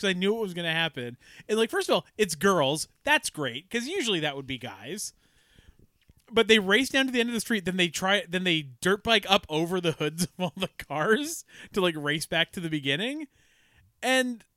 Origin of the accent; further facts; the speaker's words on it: Ladner, British Columbia, Canada; I was born in Ladner